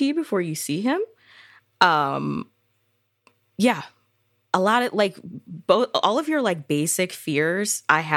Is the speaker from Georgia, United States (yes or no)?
yes; Atlanta, Georgia, United States; I was born and raised in Atlanta, Georgia